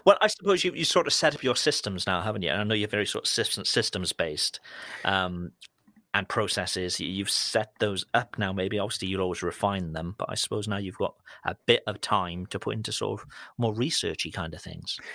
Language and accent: English; United Kingdom; as a Brit